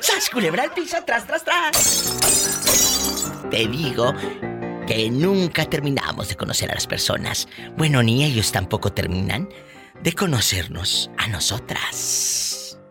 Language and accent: Spanish; Tamaulipas, Mexico; Como dicen en mi tierra, ah, allá en, Tamaulipas o en, Matamoros o en Bronzeville